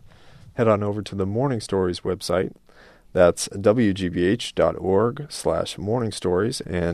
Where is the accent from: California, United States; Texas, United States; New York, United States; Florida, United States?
Texas, United States; now in Boston, United States; Yeah, born and bred. I was born in Texas.